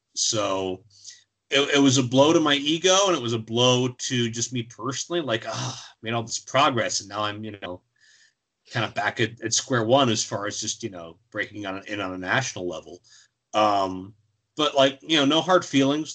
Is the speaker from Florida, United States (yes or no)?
no; Pittsburgh, Pennsylvania, United States; Pittsburgh, my hometown